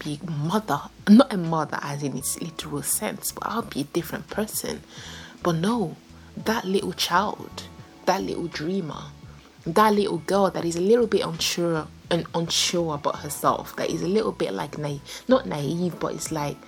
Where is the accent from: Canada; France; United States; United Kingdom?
France; growing up in France, like in one of the, it wasn't the poor neighborhood